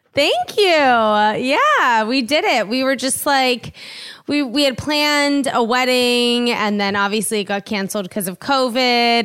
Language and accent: English; East Coast, United States; moved away as an adult; also born or lived in New York; now in Los Angeles, United States; I grew up on the East Coast, lived in New York for ten years, and then I moved here.